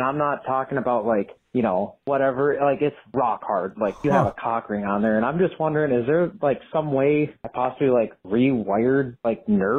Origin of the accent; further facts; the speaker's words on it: Minnesota, United States; I'm 26 from Minnesota.